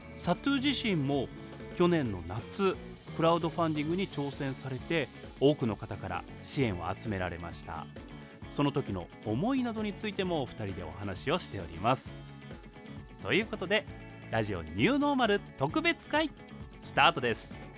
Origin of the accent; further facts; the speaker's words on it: Fukuoka, Japan; 私福岡県なんですけど